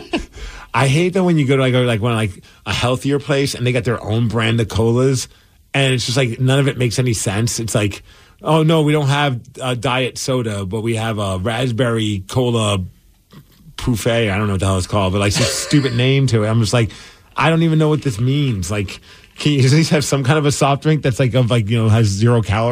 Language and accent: English; Seattle, Washington, United States; born there; And I was born in Seattle.